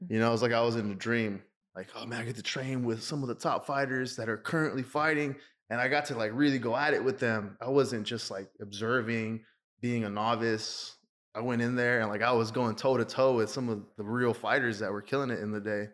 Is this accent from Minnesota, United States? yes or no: no; Austin, Texas, United States; I was born and raised in Austin, Texas